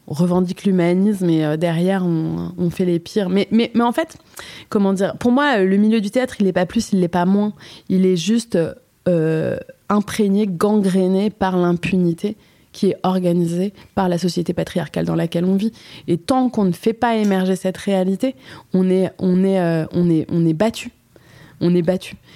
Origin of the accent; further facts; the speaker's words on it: Switzerland; Je suis suisse en fait, et je ressemble à une marocaine. En fait, je suis aussi marocaine